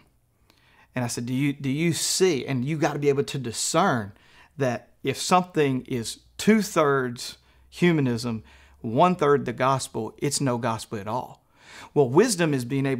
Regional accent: Louisiana, United States; moved away as an adult; now in Fort Smith, United States; I grew up in Louisiana

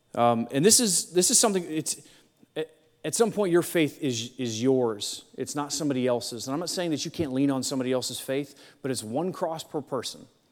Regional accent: Akron, Ohio, United States; I was born in Akron, Ohio

